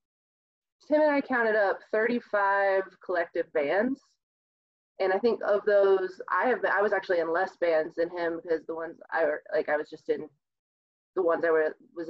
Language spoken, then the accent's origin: English; southern Iowa, United States; moved away as an adult; now in Fort Collins, United States; I'm from southern Iowa originally